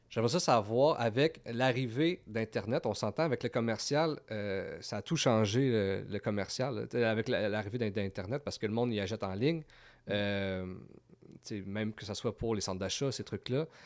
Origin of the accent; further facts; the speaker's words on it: Val-d'Or, Quebec, Canada; now in Gatineau, Canada; on vient de Val d'Or